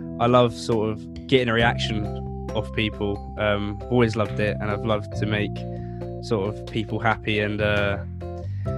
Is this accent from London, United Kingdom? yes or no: yes; London, United Kingdom; I've grown up all my life really in South London.